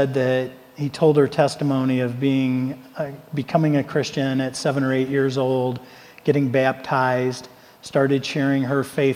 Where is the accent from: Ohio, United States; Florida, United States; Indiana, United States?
Ohio, United States; I'm from Ohio.